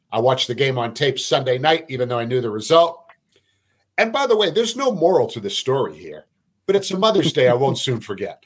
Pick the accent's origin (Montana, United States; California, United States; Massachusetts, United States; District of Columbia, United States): Massachusetts, United States; Brockton; my hometown of Brockton, Massachusetts